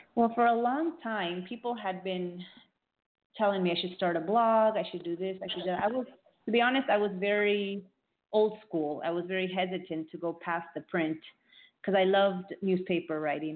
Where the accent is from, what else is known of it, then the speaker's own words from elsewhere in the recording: Miami, Florida, United States; also born or lived in Peru; I grew up in Miami, Florida, South Florida. Uh, I was born in Peru, so I come from a Peruvian family